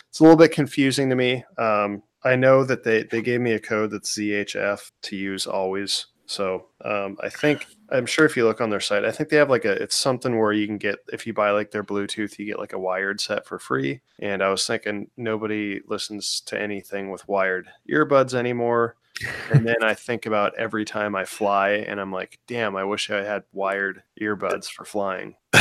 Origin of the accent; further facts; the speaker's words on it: Washington, United States; now in Florida, United States; growing up in like Washington